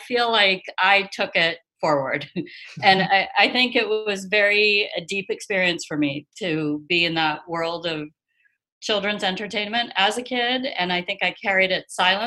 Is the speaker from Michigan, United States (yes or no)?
no; Los Angeles, California, United States; I'm from LA. I grew up